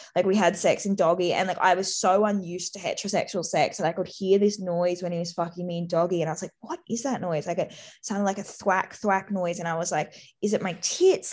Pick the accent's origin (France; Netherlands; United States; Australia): Australia; also born or lived in Sydney; being Australian